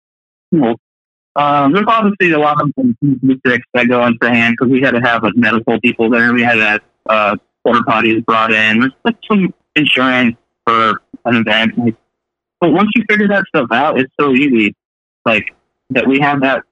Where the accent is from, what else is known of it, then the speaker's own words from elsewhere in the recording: Sacramento, California, United States; I'm originally from Sacramento. I live here now